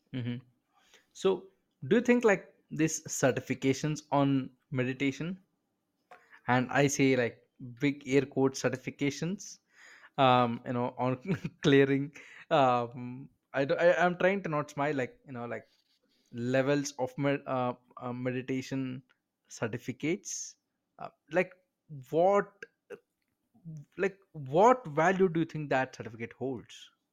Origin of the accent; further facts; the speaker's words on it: India; I'm from India